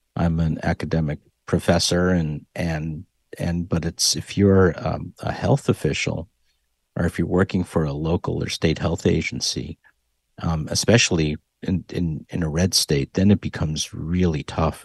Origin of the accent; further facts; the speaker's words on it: Hartford, Connecticut, United States; moved away as an adult; now in Texas, United States; growing up in Hartford